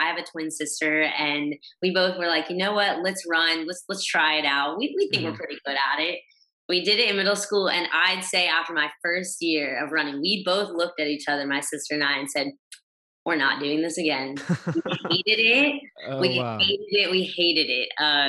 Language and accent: English; Texas, United States; I've moved around a lot. I grew up in Texas and moved at least 6 times throughout just childhood alone.